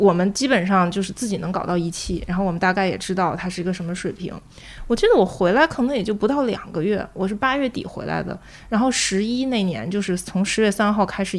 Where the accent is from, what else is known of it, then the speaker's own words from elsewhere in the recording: China; 因为我作为中国人嘛，让我来做这个。